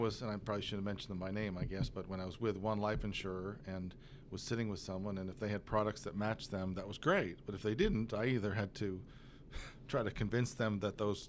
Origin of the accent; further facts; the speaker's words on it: Massachusetts, United States; moved away as an adult; now in Oklahoma, United States; So I grew up just a little bit east of here in Massachusetts.